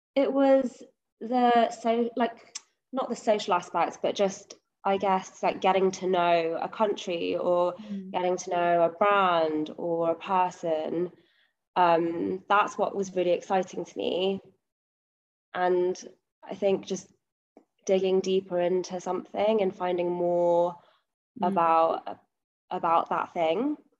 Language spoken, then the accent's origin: English; London, United Kingdom; moved away as an adult; also born or lived in Nottingham; now in Stockholm, Sweden; I've lived in London my whole life. Like I was born in London, apart from going to uni in Nottingham, mm. I've always lived in London